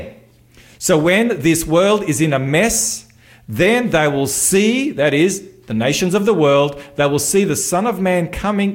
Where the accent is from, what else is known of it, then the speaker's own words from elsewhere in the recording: North Macedonia; now in Australia; I'm from Macedonia